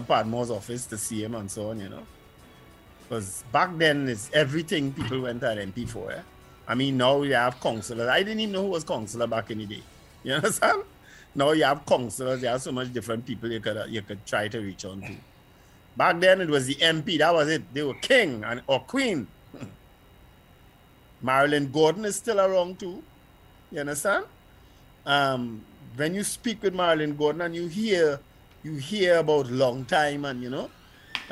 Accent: Port of Spain, Trinidad & Tobago; the very first politician I met growing up in St. James

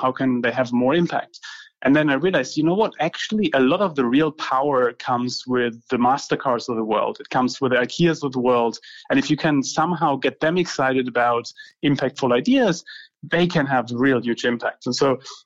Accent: Heidelberg, Baden-Württemberg, Germany; I grew up in Germany, in Heidelberg.

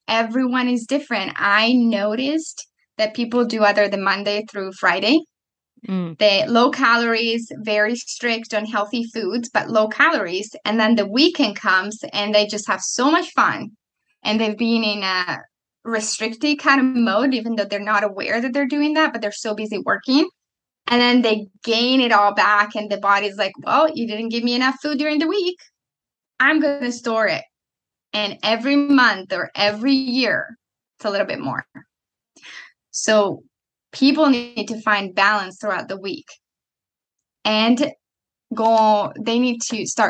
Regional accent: Italy; moved away; I'm coming from Italy

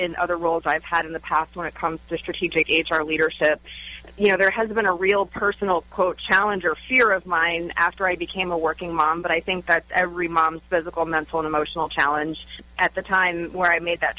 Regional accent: Orlando, Florida, United States; I was born and raised right here in Orlando, Florida

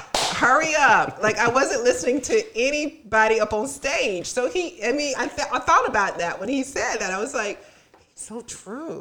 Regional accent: Tallahassee, Florida, United States; I grew up in Tallahassee

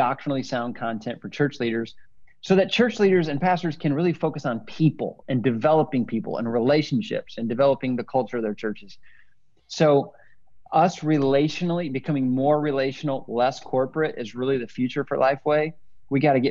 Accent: Northwest Illinois, United States; moved away as an adult; also born or lived in Indiana / Denver, Colorado; I'm a Midwestern boy, born and raised in Northwest Illinois, and then spent my college years in Indiana

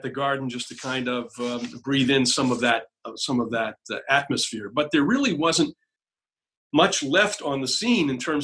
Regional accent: New Hampshire, United States; I was raised in New Hampshire

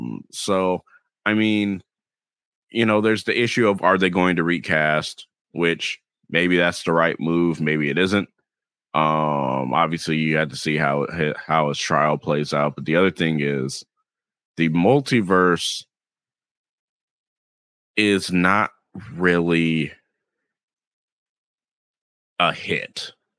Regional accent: the South, United States; accent: Southern; and my southern accent stayed where it should be.

